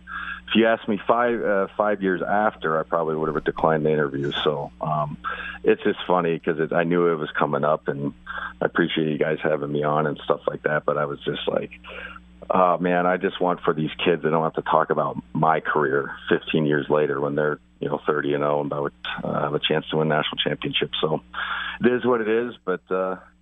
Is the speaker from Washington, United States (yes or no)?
yes; Spokane, Washington, United States; I was from Spokane.